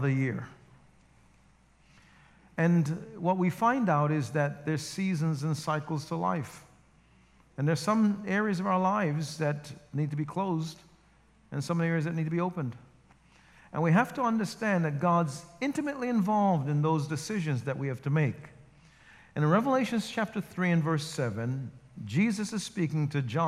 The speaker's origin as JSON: {"language": "English", "town": "New York City", "region": "New York", "country": "United States", "tie": "born or raised there", "also_born_or_lived": "Jamaica", "moved": "as an adult", "lives_now": "New Jersey, United States", "said": "I grew up not too far from here in Rosedale"}